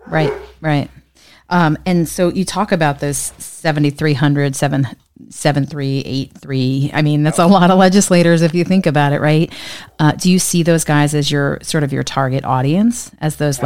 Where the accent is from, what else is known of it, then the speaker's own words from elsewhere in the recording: New Jersey, United States; my home state of New Jersey